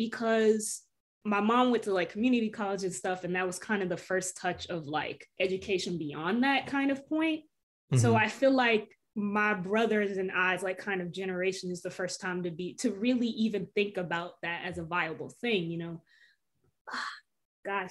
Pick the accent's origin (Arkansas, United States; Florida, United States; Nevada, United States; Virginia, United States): Virginia, United States; Norfolk; the areas that I was growing up in Norfolk